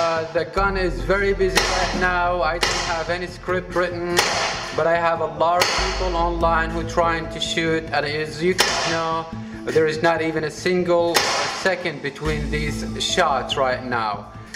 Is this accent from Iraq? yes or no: yes; Iraq; moved away as an adult; now in New York, United States; back home in Iraq under Saddam's regime